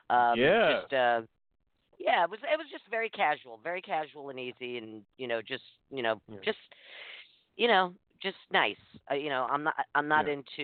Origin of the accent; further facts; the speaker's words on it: New York City, New York, United States; I grew up in New York City